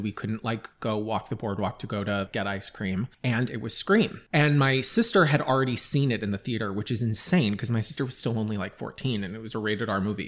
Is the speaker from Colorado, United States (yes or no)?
no; Long Island, New York, United States; I grew up on Long Island